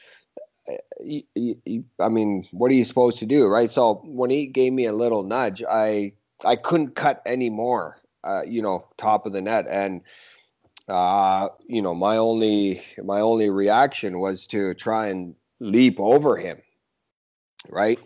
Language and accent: English; Rankin Inlet, Nunavut, Canada; moved away; I'm a kid from Rankin Inlet, Nunavut